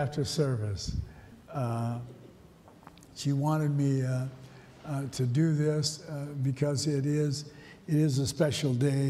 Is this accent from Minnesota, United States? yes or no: yes; St. Paul, Minnesota, United States; I was raised in St. Paul